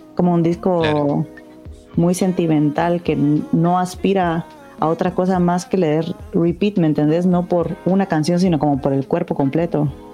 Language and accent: Spanish; Guatemala; soy de Guatemala